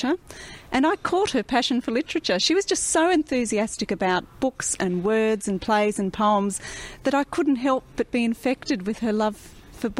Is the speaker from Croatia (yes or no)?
no; country New South Wales, Australia; also born or lived in country Victoria; now in Victoria, Australia; I actually grew up in country New South Wales, so I'm a real country girl. I still live in the country, but in country Victoria